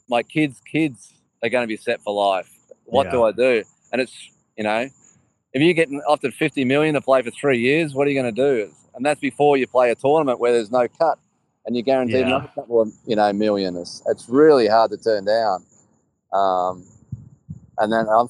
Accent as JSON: {"language": "English", "country": "Australia", "said": "I'm an Australian"}